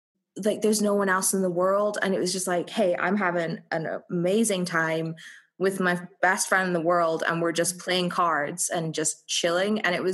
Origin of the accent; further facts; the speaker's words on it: Scotland, United Kingdom; I'm Scottish. I am not used to like anything above a hot 20 degrees Celsius.